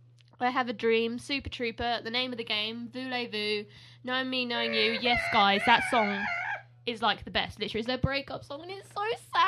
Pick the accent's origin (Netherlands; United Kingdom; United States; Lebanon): United Kingdom; when they do British accents, like, we don't talk like that.